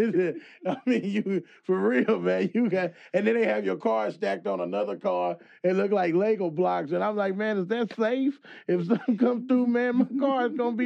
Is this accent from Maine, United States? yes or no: no; St. Louis, Missouri, United States; now in Los Angeles, United States; I'm from St. Louis